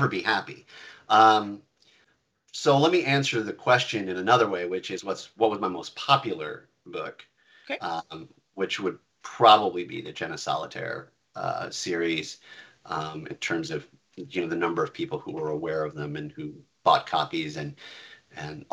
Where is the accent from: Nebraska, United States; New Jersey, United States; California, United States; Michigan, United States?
Nebraska, United States; moved away; I grew up in Nebraska, where you're under a perpetual tornado watch